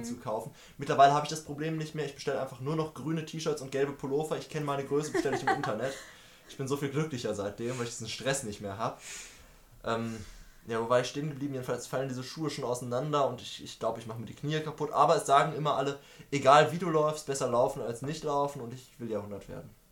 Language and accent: German; Münster, North Rhine-Westphalia, Germany; Ich bin in Münster geboren und ich werde mein Leben wahrscheinlich zum Großteil in Münster leben